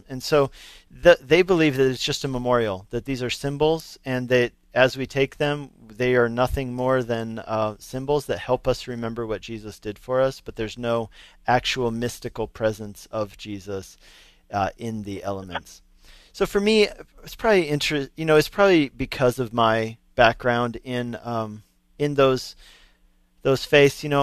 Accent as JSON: {"language": "English", "town": "Denver", "region": "Colorado", "country": "United States", "tie": "born or raised there", "said": "I went to Lutheran school growing up in Denver"}